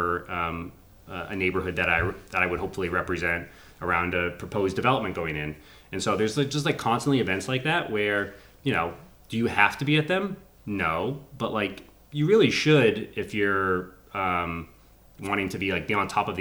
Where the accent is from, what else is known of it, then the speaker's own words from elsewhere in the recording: Framingham, Massachusetts, United States; moved away; I grew up in Framingham, I've only moved back 5 years ago